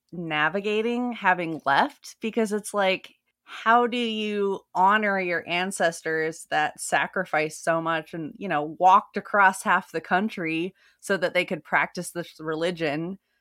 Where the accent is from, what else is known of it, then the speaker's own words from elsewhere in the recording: Utah, United States; Plus just growing up in Northern Utah, you know, it was Mormons that settled that whole area.